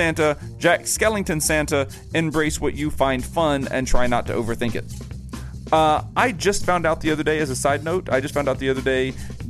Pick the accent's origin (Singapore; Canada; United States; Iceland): Canada; since I'm Canadian